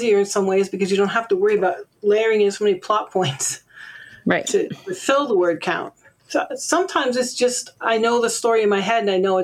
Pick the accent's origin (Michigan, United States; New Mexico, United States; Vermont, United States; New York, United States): Vermont, United States; I grew up in Vermont